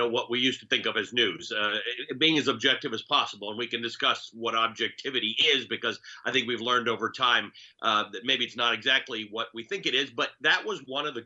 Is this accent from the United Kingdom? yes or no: no; Canada; also born or lived in Kenya; I'm a Kenyan-born Muslim who grew up in Canada